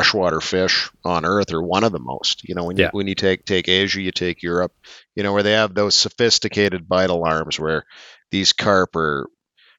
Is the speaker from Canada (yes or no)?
yes; Eastern Qu'Appelle, Saskatchewan, Canada; As a kid, I grew up in the Eastern Coppell, so I fished Round Lake a ton as a kid.